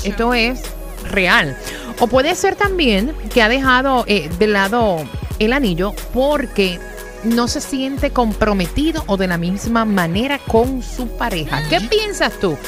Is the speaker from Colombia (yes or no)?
no; Argentina; acá en, Argentina